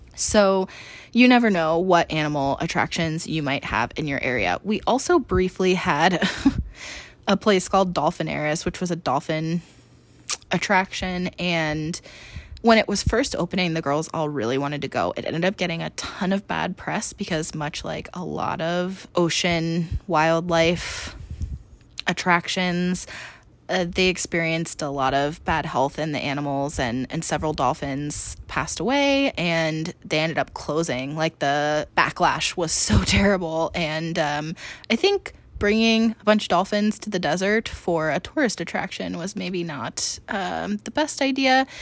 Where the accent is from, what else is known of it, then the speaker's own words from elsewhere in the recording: East Coast, United States; now in Phoenix, United States; I grew up on the East Coast